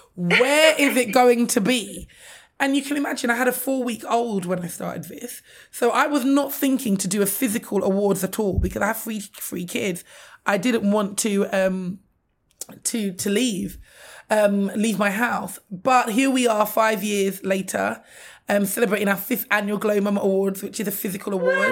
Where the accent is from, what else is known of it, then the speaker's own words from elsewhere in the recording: London, United Kingdom; I'm a Londoner, born and raised